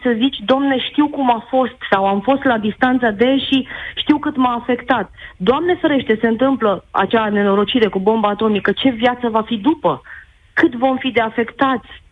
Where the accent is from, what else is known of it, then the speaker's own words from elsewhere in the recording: Timișoara, Timiș County, Romania; eu sunt de la Timișoara